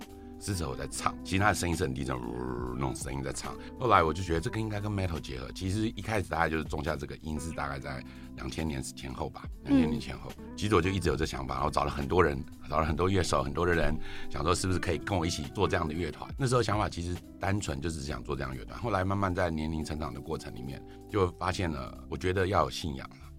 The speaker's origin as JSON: {"language": "Chinese", "country": "Taiwan", "tie": "born or raised there", "said": "因为我就是佛教家庭，其实严格讲，就是我我就是一个在台湾土生土长的小孩，然后就从小会去拜拜啊，跟爸妈去参加一些法会等等之类的。"}